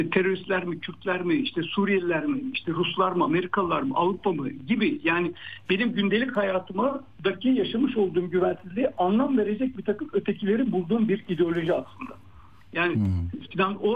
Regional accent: İzmir, Turkey; İşte ben e, İzmirliyim ama e, Van'a gittiğim zaman da orada ben kendime dair benim gibi bir takım insanlar buluyorum.

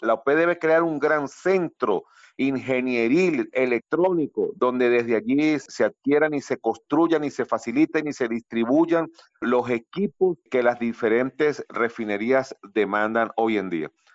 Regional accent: Venezuela

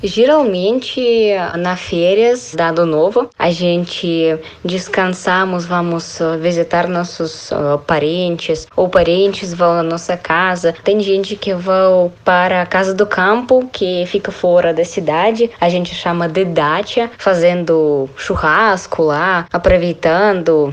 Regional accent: Russia; Portuguese is a second language; moved away as an adult; now in Francisco Beltrão, Brazil; eu sou russa

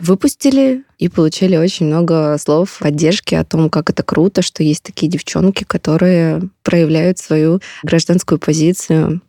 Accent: Belgorod Oblast, Russia; Я родом из Белгородской области

